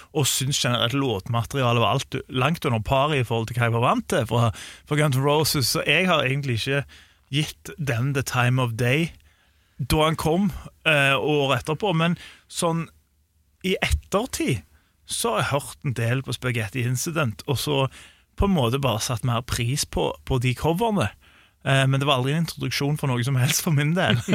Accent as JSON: {"language": "Norwegian", "town": "Sandnes", "region": "Rogaland", "country": "Norway", "said": "jeg er fra Sandnes"}